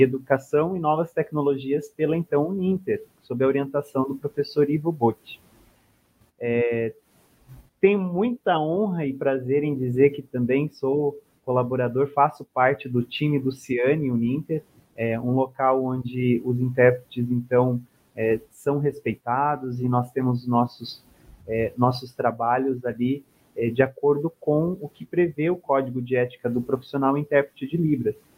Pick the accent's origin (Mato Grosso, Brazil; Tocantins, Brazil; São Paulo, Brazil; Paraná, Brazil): Mato Grosso, Brazil; Cuiabá; eu sou nascido, sou natural de Mato Grosso, de Cuiabá